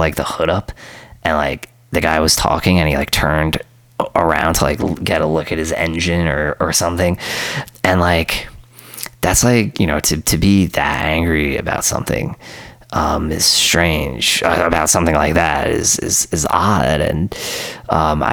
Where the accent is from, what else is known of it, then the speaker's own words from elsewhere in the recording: New York City, New York, United States; when I was a teenager and I was growing up in Queens